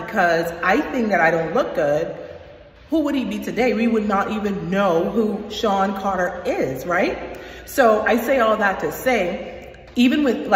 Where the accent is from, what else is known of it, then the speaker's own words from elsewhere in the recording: Bahamas; now in United States; I am from the Bahamas and I am in America